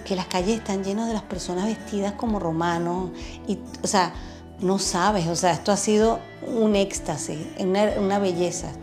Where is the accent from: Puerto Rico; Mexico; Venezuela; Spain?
Venezuela; moved away as an adult; also born or lived in Chile; now in Braga, Portugal; vengo de Venezuela, estuve viviendo en Chile seis años